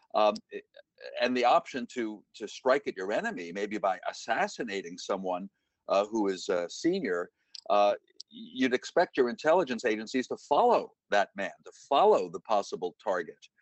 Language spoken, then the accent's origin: English; United States; as an American, the American member of this writing team